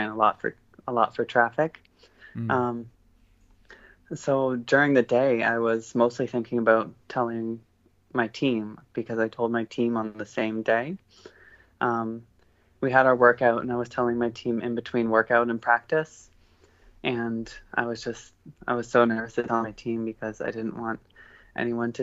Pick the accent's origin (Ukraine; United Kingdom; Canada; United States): Canada; Sarnia, Ontario; My life growing up in Sarnia, there wasn't a lot of diversity there